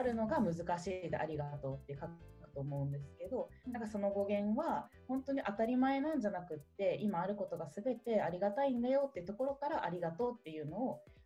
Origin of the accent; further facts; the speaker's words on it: Kanagawa, Japan; 私神奈川出身で、うん、えとまあ、ていうのベッドタウンみたいなところで育ったので